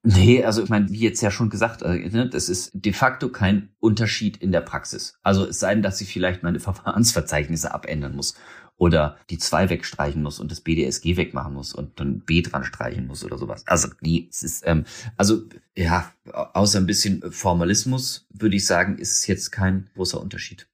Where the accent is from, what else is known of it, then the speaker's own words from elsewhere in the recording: Germany; wir als Deutsche